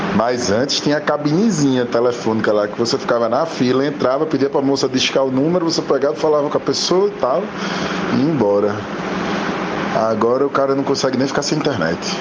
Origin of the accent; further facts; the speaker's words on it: Caruaru, Pernambuco, Brazil; also born or lived in Surubim; eu sou de Caruaru, né? Eu sou de Caruaru e Surubim, né? Minha família é de Surubim